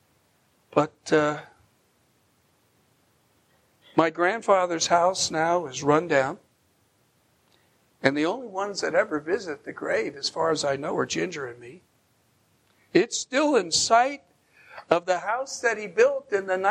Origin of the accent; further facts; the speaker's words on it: Bergen County, New Jersey, United States; moved away; that little ranch house where I grew up in Bergen County, New Jersey